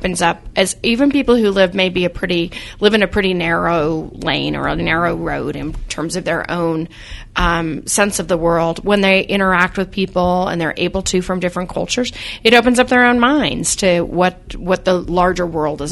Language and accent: English; Salt Lake City, Utah, United States; I was born in Salt Lake, and I'm 52 years old